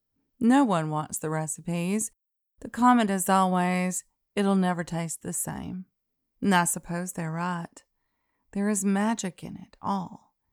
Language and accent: English; Alabama, United States; Y'all know that Christian sensibility, at least the one I knew growing up in Alabama, of refusing all pride in your work and in of yourself, that doesn't hold water with me.